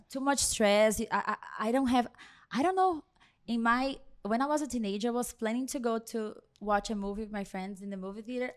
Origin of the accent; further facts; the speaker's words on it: Brazil; English is a second language; moved away as an adult; also born or lived in New Jersey; now in Miami, United States; I grew up in a salon. I am from Brazil.